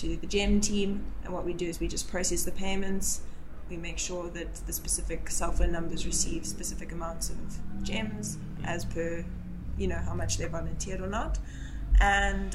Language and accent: English; Zimbabwe; now in South Africa; having lived and was born in Zimbabwe, and then moved to South Africa.